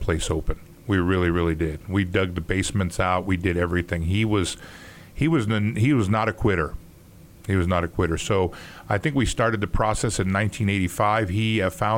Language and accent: English; New York City, New York, United States; now in Indianapolis, United States; growing up in New York